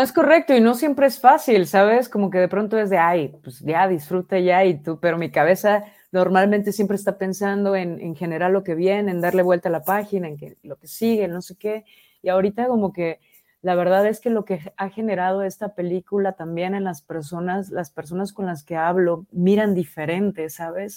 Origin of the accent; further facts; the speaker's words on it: Mexico; como mexicana me siento súper orgullosa